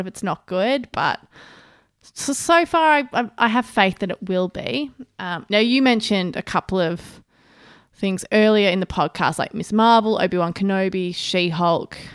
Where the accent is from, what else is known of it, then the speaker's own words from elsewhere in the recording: Australia; as an Australian